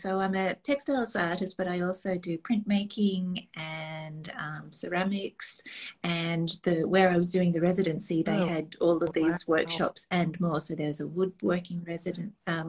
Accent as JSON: {"language": "English", "country": "Australia", "tie": "born or raised there", "moved": "as an adult", "lives_now": "Nova Scotia, Canada", "said": "I'm Australian by, I was going to say Australian by trade, Australian by birth."}